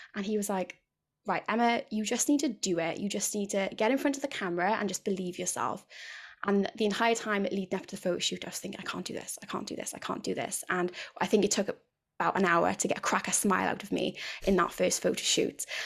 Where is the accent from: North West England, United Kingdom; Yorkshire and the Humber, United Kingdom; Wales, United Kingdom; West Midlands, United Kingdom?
Wales, United Kingdom; near Cardiff, South; I'm from South Wales, uh, near Cardiff, if you can't already tell by the accent